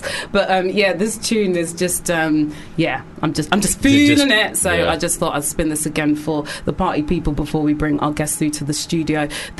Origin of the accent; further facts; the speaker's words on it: London, United Kingdom; After shutting me down, telling me I'm actually from South London.